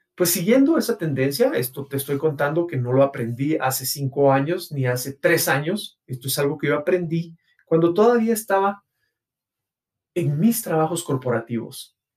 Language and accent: Spanish; Guatemala; mi país, Guatemala